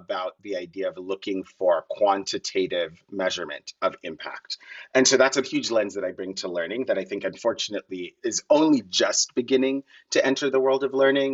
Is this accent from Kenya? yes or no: yes; Kenya; moved away as an adult; now in United States; I grew up in Kenya. I grew up very poor in Kenya.